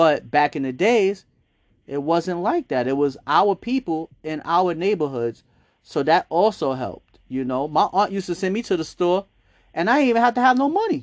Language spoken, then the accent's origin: English; New York City, New York, United States; growing up in Harlem, I remember a lot of the businesses being owned by Black people